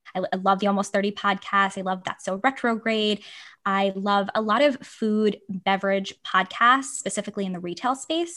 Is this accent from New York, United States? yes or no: yes; New York City, New York, United States; moved away as an adult; now in San Francisco, United States; I grew up on Staten Island